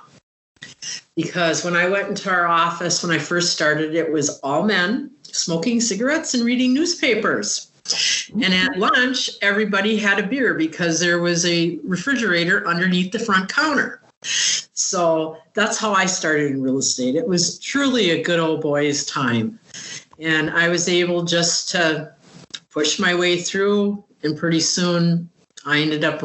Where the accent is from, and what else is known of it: Upper Peninsula of Michigan, United States; moved away as an adult; also born or lived in Lakewood